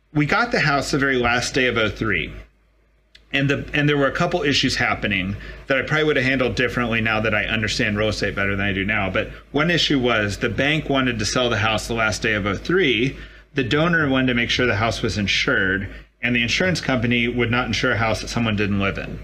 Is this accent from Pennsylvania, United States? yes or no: no; Dallas, Texas, United States; moved away; I'm from Dallas